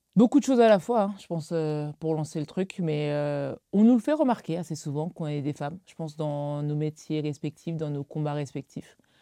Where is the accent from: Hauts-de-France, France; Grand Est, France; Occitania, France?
Grand Est, France; Alsace; j'ai grandi en Alsace